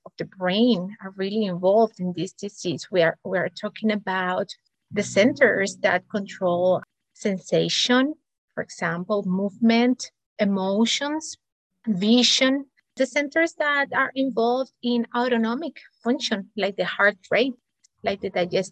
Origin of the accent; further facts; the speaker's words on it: Cuba; moved away as an adult; also born or lived in Spain / United States; I'm an immigrant, multicultural, and because of that, I was born in Cuba, studied medicine in Spain, then moved to the United States for my specialty training.